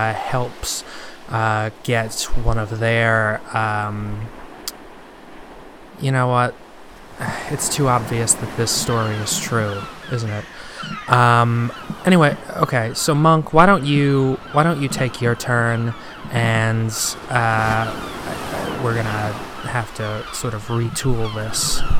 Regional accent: Chicago, Illinois, United States; So this story is from my hometown, actually. It's a regional story from, you know, the little area where I grew up. Just like a little local tale from Chicago, Illinois.

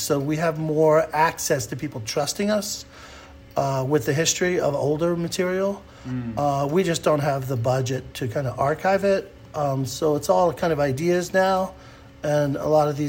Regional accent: New York City, New York, United States; When I was growing up in New York City, it was an incredible place for music

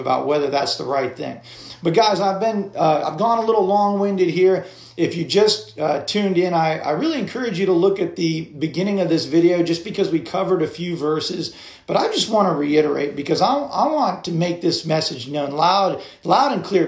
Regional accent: United States; I function in the world as an American citizen

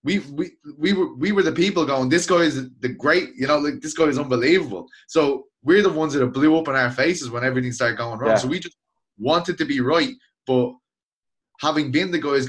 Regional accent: Ireland

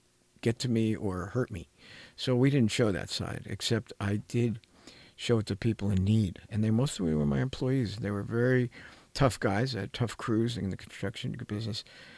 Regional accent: New Jersey, United States; moved away; When I came from New Jersey to California, I looked at the world of therapists and whatever

